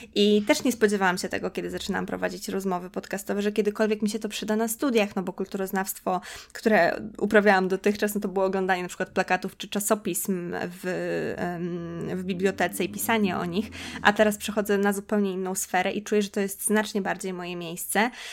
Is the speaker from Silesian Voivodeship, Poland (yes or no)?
no; Podlaskie Voivodeship, Poland; moved away as an adult; also born or lived in Warsaw; ja pochodzę z Podlasia, no i chodziłam do szkoły w Białymstoku